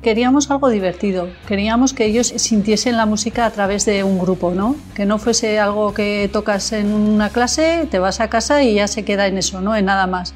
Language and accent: Spanish; Pamplona, Navarre, Spain; soy de Pamplona